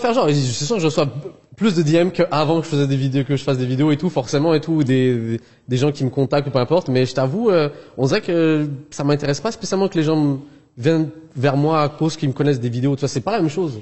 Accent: Montreal, Quebec, Canada; also born or lived in Algeria; je suis pas européen, je suis de Montréal, RPZ, là, le 514

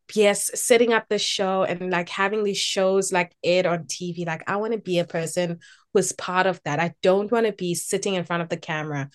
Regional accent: Durban, KwaZulu-Natal, South Africa; moved away as an adult; also born or lived in Eastern Cape; now in Cape Town, South Africa; I was born in the Eastern Cape, but I grew up in Durban. Um, I grew up in Phoenix, actually, um, and spent my entire childhood and entire schooling years in Phoenix.

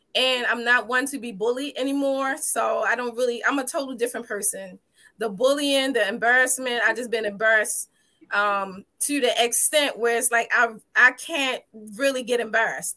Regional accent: Baltimore, Maryland, United States; from birth all the way up to fourth grade, I lived in the Liberty Heights

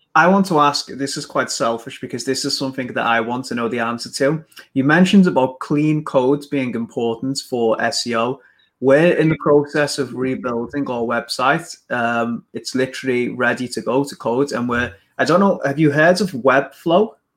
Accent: England, United Kingdom; Listen to my accent. I'm English

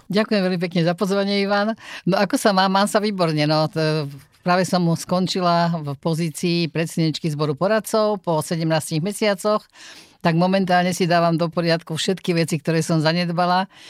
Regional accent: near Trnava, Trnava Region, Slovakia; also born or lived in Nitra; ja sa narodila v Nitre, ale vyslovene iba narodila, ale celý svoj život som prežila mladý eh, pri Trnave v Holčkovciach a e, tam patrím, alebo odtiaľ teda pochádzam

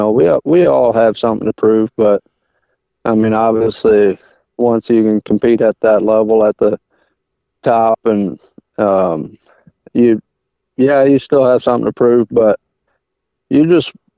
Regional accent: Middlebury, Indiana, United States; now in Howe, United States; I call Middlebury my hometown, and then, I mean, that's basically where I was most of my life

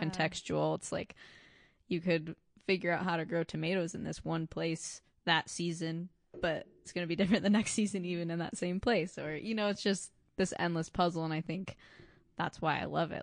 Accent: Michigan, United States; moved away as an adult; also born or lived in Kentucky; I'm from Michigan originally

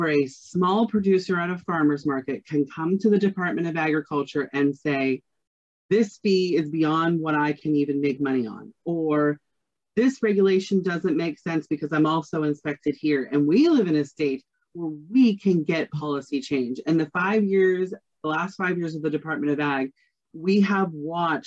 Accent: Ohio County, West Virginia, United States; I am originally from Ohio County.

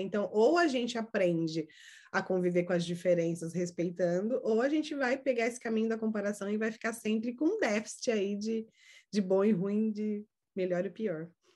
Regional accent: Brazil; now in United States; eu sou do Brasil, você também, do Brasil para cá, né, que uh, eu moro nos Estados Unidos

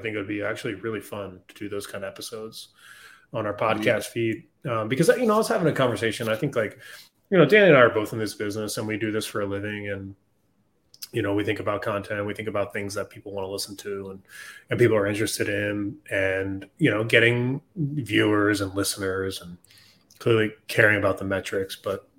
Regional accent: Philadelphia, Pennsylvania, United States; now in Charlotte, United States; I'm from Philadelphia

